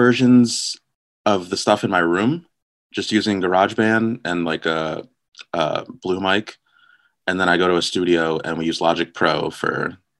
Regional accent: New Jersey, United States; I'm from New Jersey. That's pretty much it.

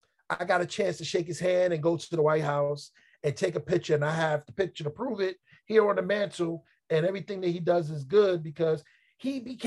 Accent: New York City, New York, United States; as a New Yorker

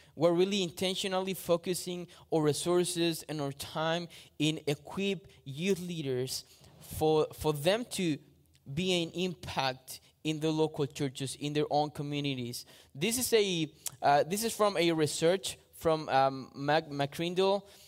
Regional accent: Chile; moved away as an adult; now in Australia; I am from Chile, South America.

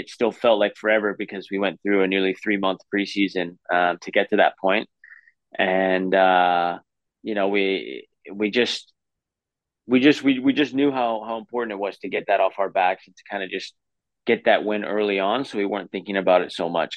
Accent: Vancouver, British Columbia, Canada; I grew up in Vancouver

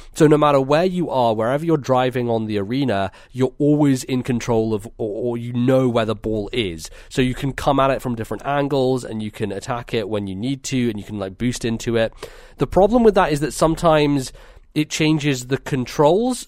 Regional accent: United Kingdom; we're British

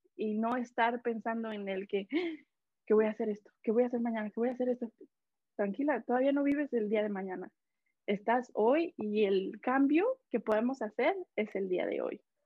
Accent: Mexico; now in Canada; yo soy de México, pero radico aquí en, en Canadá

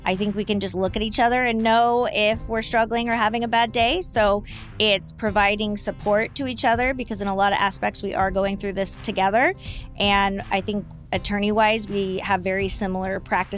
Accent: Yorba Linda, California, United States; I'm actually from Yorba Linda, born and raised, land of the gracious living.

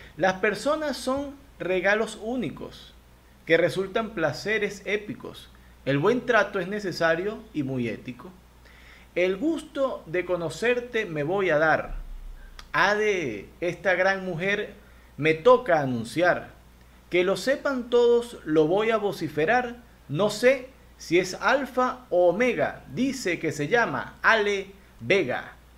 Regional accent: Venezuela; moved away as an adult; now in Guayaquil, Ecuador; yo soy migrante venezolano

